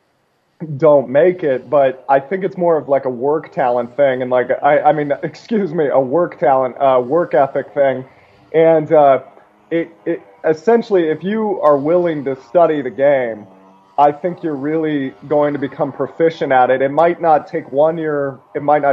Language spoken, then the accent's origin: English; outside of Seattle, Washington, United States; also born or lived in Alaska; I grew up mostly outside of Seattle